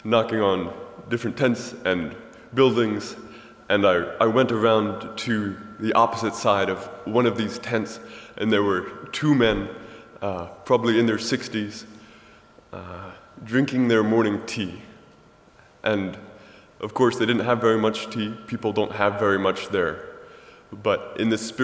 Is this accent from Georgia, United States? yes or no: no; Millersburg, Ohio, United States; I'm from Millersburg, Ohio.